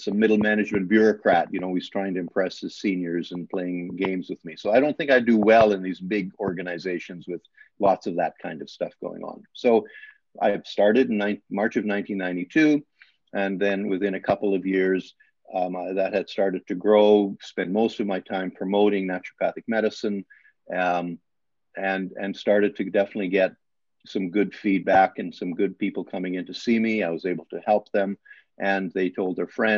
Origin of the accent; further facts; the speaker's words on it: Alberta, Canada; English is a second language; moved away as an adult; now in Brantford, Canada; as a farm kid in Canada, I was raised in Alberta.